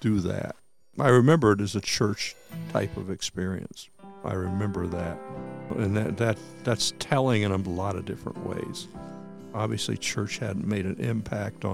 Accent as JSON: {"language": "English", "town": "Rye", "region": "New Hampshire", "country": "United States", "tie": "born or raised there", "also_born_or_lived": "Manchester", "said": "we moved from Manchester, and we moved to a place called Rye, New Hampshire. And it was a good parish. I mean, it was a very good parish. My dad did very well there. And I ended my high school education there"}